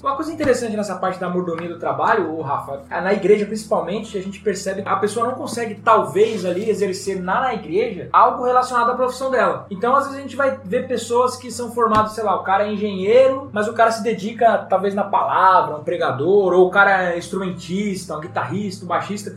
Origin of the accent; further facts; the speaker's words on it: Brazil; nós brasileiros